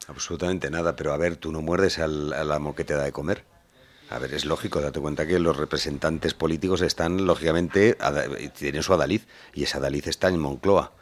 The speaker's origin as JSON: {"language": "Spanish", "town": "Madrid", "region": "Community of Madrid", "country": "Spain", "tie": "born or raised there", "said": "yo también me he criado en ese barrio"}